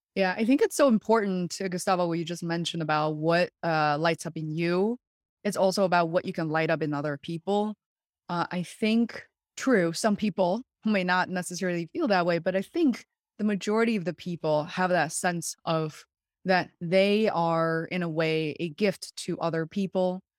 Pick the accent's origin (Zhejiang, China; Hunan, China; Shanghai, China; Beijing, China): Beijing, China; now in Western Massachusetts, United States; I was born and raised in Beijing, China, where I very much consider home still.